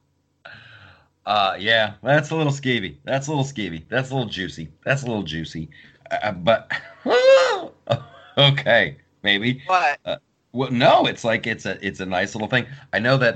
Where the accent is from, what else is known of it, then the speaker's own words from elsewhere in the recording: Columbus, Ohio, United States; I grew up in Columbus, Ohio